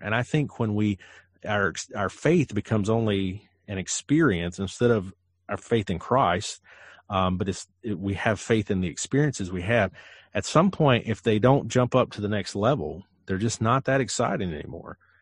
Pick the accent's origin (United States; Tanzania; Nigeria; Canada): United States; Western North Carolina; I eat Lexington barbecue because I'm from Western North Carolina